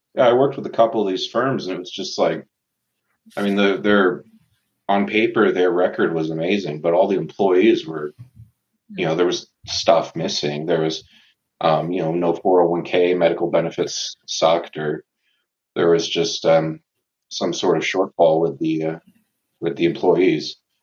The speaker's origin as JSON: {"language": "English", "town": "Tucson", "region": "Arizona", "country": "United States", "tie": "born or raised there", "said": "born and raised in Tucson, Arizona."}